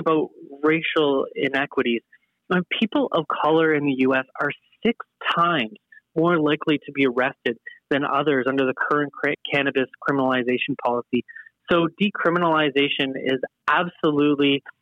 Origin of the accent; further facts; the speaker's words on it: Canada; being Canadian